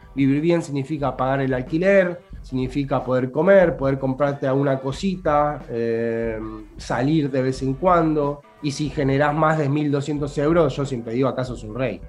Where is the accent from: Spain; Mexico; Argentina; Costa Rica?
Argentina; moved away as an adult; also born or lived in Buenos Aires; now in Naples, Italy; Acá, como todo el argentino o parte del italiano del sur, hablamos con las manos